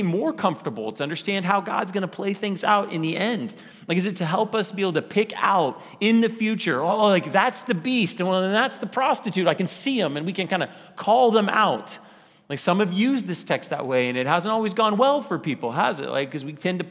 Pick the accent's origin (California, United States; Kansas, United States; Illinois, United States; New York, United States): Kansas, United States; Wichita; I grew up in College Hill. College Hill is a little part of Wichita.